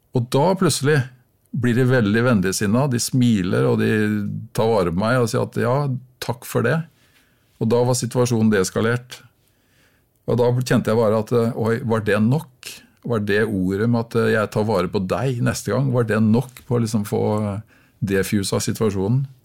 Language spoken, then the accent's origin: Norwegian; Norway; jeg er nordmann